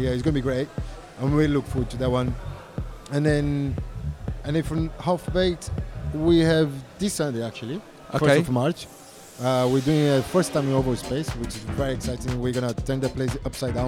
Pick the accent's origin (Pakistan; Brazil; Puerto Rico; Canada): Brazil; now in London, United Kingdom; I'm from Brazil, okay? Like, I'm half Brazilian, half Italian. When I arrived here, I didn't have no friends whatsoever